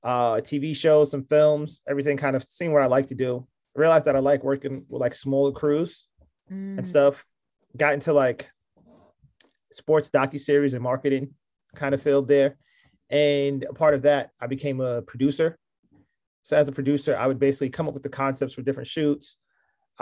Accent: New York City, New York, United States; born and raised in Queens, a Queens kid to the fullest

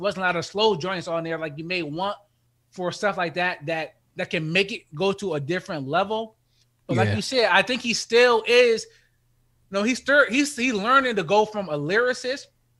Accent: Buffalo, New York, United States; I'm from Buffalo.

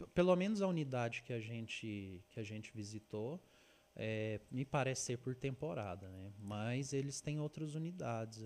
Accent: Uberlândia, Minas Gerais, Brazil; eu sou de Uberlândia, Minas

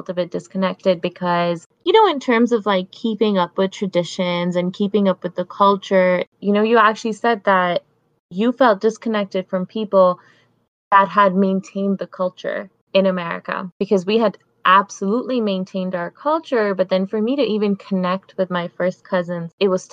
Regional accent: Canada; also born or lived in Pakistan; now in Toronto, Canada; I moved to Canada when I was about 10 years old, and we moved to a pretty small town, and that is where I've majorly grown up

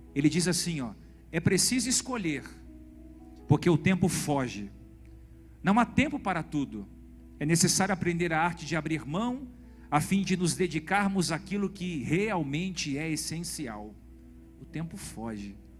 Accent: Brazil; Nós somos brasileiros

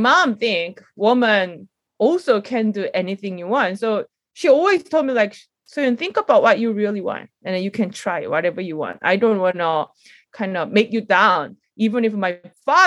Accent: South Korea; I grew up a little bit of the rural area in Korea.

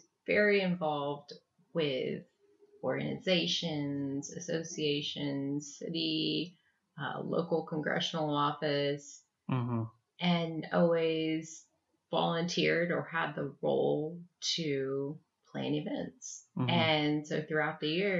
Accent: Houston, Texas, United States; I grew up in Houston, Texas

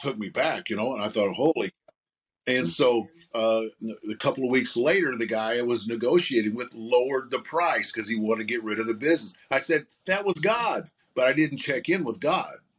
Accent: Southern Illinois, United States; I grew up in Southern Illinois, is where I grew up

